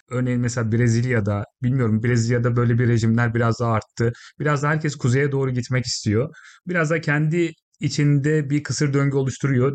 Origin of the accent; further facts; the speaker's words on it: Isparta, Turkey; moved away as an adult; now in United Kingdom; Ben Ispartalıyım